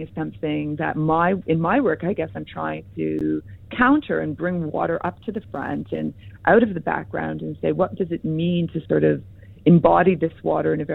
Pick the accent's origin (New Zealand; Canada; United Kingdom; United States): Canada; Hamilton, Ontario; moved away; Hamilton, Ontario, which is my hometown on the Great Lakes